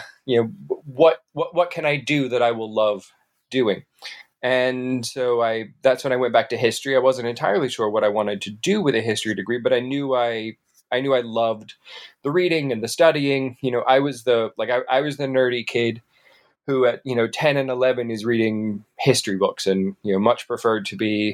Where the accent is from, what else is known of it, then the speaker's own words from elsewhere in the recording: Panama City, Florida, United States; moved away as an adult; also born or lived in Atlanta; I grew up there in Panama City, Florida, born and raised for the first, really the first 21 years of my life. I moved to Atlanta in 2001.